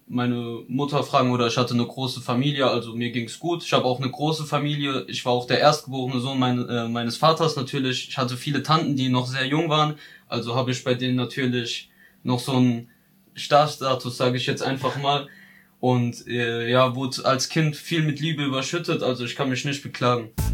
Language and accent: German; Ludwigshafen, Rhineland-Palatinate, Germany; ich bin eigentlich nie aus Ludwigshafen rausgekommen, bin in Lu geboren